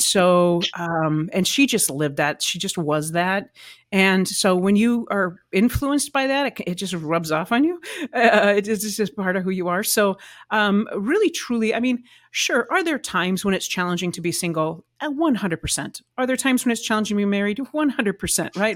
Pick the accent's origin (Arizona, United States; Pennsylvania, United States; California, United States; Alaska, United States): Arizona, United States; moved away as an adult; also born or lived in Nashville, Tennessee; I grew up in Arizona, and went to Arizona Lutheran Academy